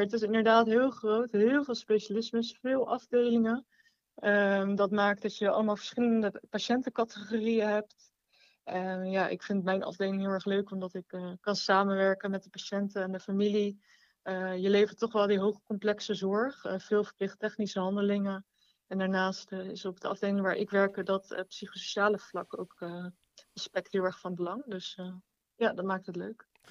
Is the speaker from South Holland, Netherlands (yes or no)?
yes; Rotterdam, South Holland, Netherlands; moved away; ik ben een Rotterdamse.